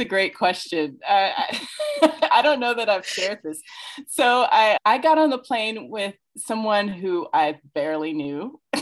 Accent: Indiana, United States; moved away as an adult; also born or lived in New York; I'm from Indiana originally

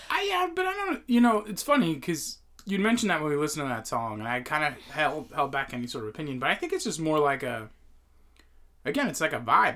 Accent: Northeast, United States; as a kid growing up in the Northeast

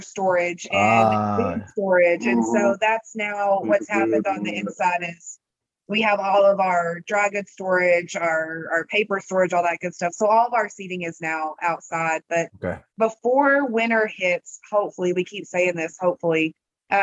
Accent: Abernathy, Texas, United States; I'm from Abernathy, and we're like 3,000

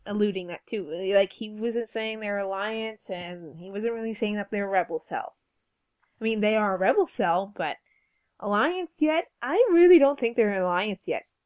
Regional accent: Canada; We're Canadian.

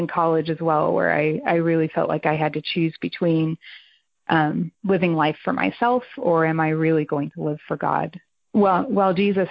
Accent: foothills of the Catskill Mountains, New York, United States; I was in New York. I mean, it wasn't the city

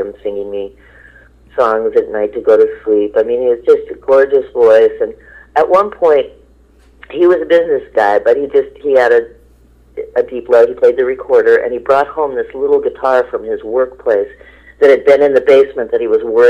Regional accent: Berkeley, California, United States; I grew up in Berkeley, California

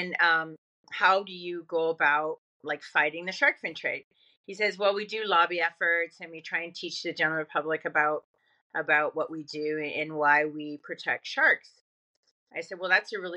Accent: Canada; I grew up in nature in Canada.

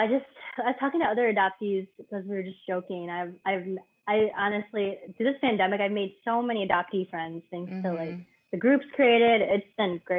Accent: United States; also born or lived in Vietnam; even though I'm American, like we stand out pretty much

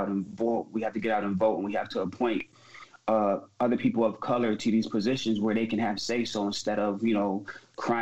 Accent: Syracuse, New York, United States; I lived on the east side, but I was raised on Oakwood

